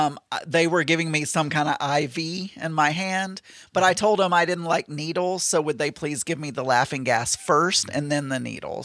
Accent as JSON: {"language": "English", "region": "Arkansas", "country": "United States", "said": "I'm from Arkansas."}